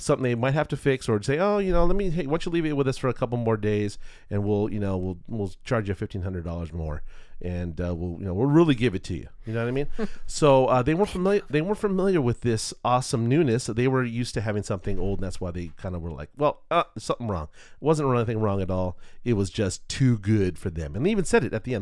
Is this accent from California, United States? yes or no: yes; California, United States; I'm not from Boston I'm not from back east we're not going to come from the Cape hmm. you know um, we are uh, Californians